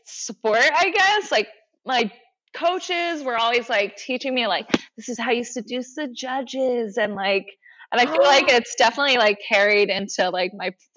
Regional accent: East Coast, United States; also born or lived in Philadelphia / Delaware / Maryland / Colorado; I grew up on the East Coast

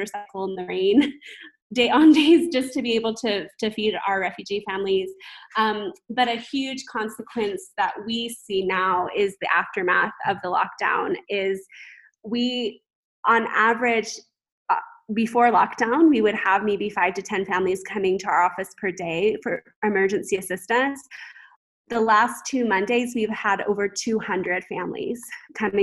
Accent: United States; moved away as an adult; now in Kampala, Uganda; as an American living here

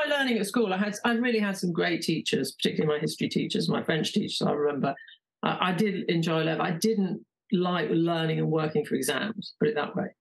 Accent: London, United Kingdom; I grew up in London

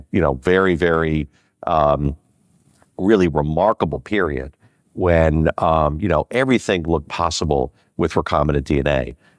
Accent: Skokie, Illinois, United States; also born or lived in Chicago; So we grew up in Rogers Park, and then we moved to Skokie, Illinois, and most of my life was in Skokie.

